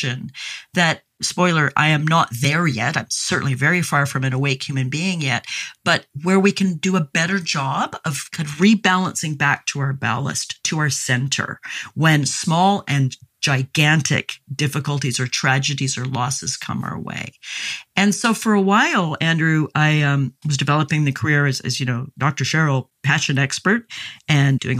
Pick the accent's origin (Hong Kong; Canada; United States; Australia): Canada; I grew up in Canada where we used to have barbecues with coalish briquettes back when I was a kid